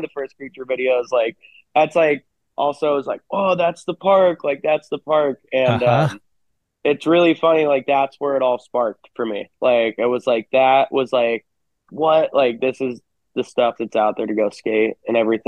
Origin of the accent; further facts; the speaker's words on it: Hermosa Beach, California, United States; we grew up in Hermosa Beach